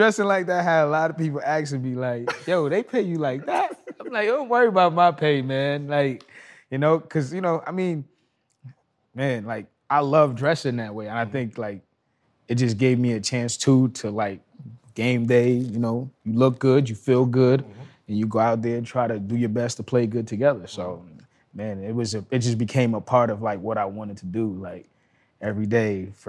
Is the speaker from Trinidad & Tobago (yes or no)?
yes; Trinidad & Tobago; also born or lived in Brooklyn, New York; now in California, United States; I was born and raised in Trinidad, first and foremost. I came here